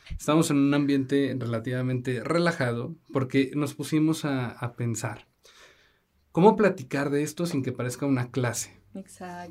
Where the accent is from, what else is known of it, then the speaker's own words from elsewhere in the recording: Zacatecas, Mexico; Nosotros somos, como ya lo habíamos platicado, somos de Zacatecas